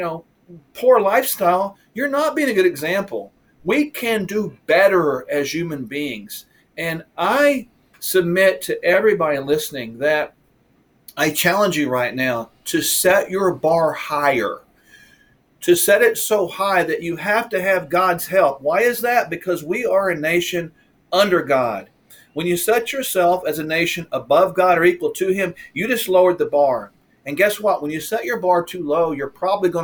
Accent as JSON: {"language": "English", "country": "United States", "said": "I'm an American"}